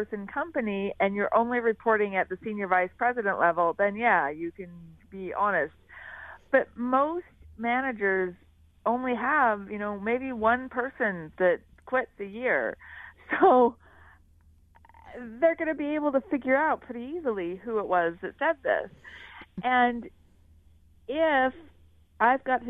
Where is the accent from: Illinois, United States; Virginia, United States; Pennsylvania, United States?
Pennsylvania, United States; Philadelphia; moved away as an adult; now in Switzerland; I'm from Philadelphia